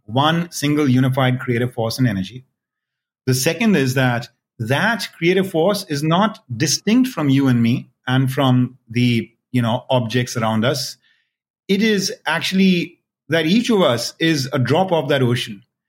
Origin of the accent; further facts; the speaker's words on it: India; I was born and raised in India